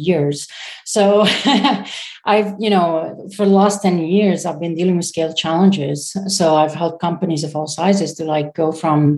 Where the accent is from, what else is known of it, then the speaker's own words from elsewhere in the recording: Syria; moved away as an adult; I'm a Syrian founder, so I come from Syria